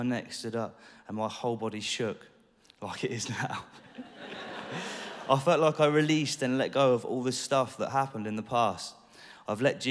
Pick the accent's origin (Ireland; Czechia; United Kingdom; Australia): United Kingdom; Deal, South East England; also born or lived in Dover; I was born in Dover but brought up in a little town called Deal in Kent.